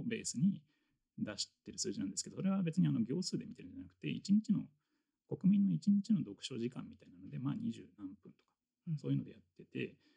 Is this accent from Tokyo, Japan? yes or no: yes; Tokyo, Japan; 僕高校が、まあ、東京の出身